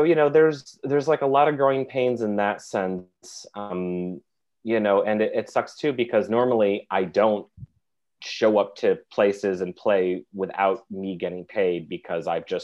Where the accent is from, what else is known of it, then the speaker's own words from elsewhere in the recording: Finger Lakes region, upstate New York, United States; moved away as an adult; also born or lived in Oneonta, New York; now in New York City, United States; I'm a musician, bassist, and a songwriter from upstate New York. I'm from the Finger Lakes region